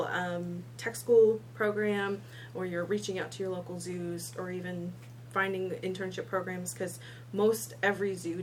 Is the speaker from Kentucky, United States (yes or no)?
yes; Northern Kentucky, United States; I was born and raised, and I even worked in Northern Kentucky